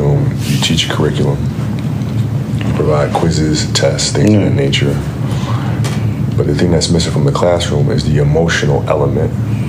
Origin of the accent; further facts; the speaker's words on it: Italy; Like growing up in Italy, we had a league called mini basket, and I played a mini basket, and the baskets were smaller.